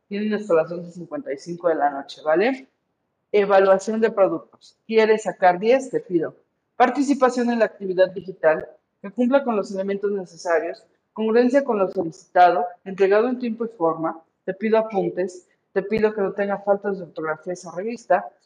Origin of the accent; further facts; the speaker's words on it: Mexico; tenemos que valorar como mexicanos